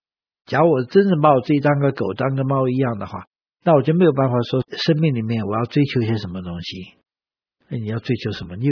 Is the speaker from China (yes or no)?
yes; China; 我们中国人的这个算盘是比较接近。